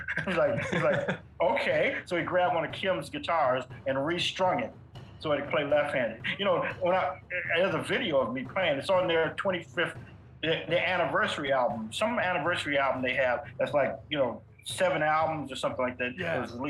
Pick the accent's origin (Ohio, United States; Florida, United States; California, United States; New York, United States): California, United States; I'm from California.